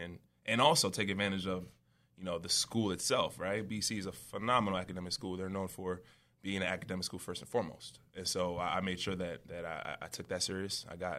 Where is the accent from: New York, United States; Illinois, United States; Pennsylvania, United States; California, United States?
New York, United States; But, yeah, like you said, I'm from Long Island, New York.